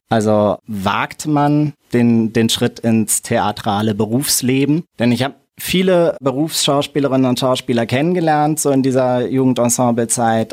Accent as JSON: {"language": "German", "town": "Mainz", "region": "Rhineland-Palatinate", "country": "Germany", "tie": "born or raised there", "also_born_or_lived": "Berlin", "said": "Ich bin in Gonsenheim aufgewachsen, in Mainz"}